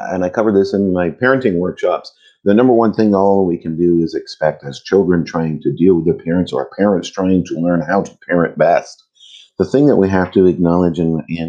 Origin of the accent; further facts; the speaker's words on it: Vermont, United States; in the late 70s, growing up in Vermont, black